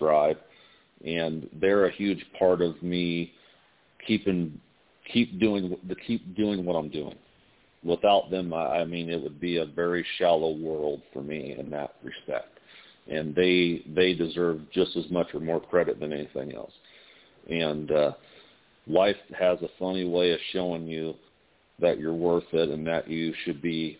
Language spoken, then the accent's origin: English; Indiana, United States; moved away as an adult; now in Las Vegas, United States; I'm from Indiana, you know, so I was born and raised a Hoosier, and then I moved out to Las Vegas.